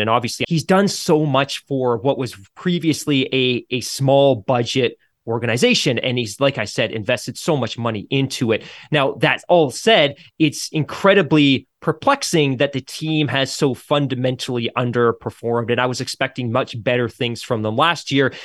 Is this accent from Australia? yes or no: no; Canada; as a Canadian